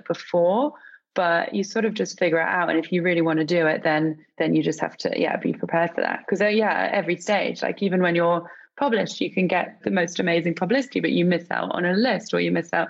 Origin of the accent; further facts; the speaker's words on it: England, United Kingdom; I'm obviously English